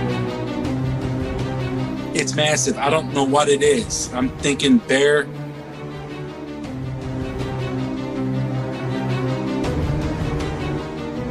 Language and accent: English; Louisville, Kentucky, United States; I was born and raised in Louisville, Kentucky.